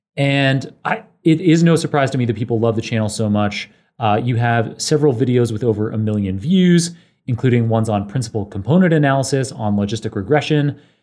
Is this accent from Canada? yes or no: yes; Canada; moved away as an adult; also born or lived in Oxford; I grew up in Canada